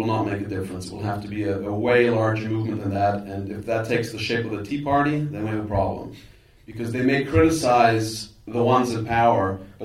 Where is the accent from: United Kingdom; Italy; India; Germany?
Germany; Being German